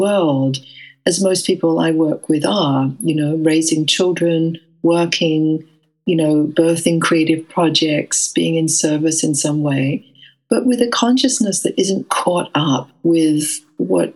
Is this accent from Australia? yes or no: yes; Western Australia, Australia; moved away as an adult; also born or lived in England; although I grew up in Western Australia, I left to go to England when I was 20 years old.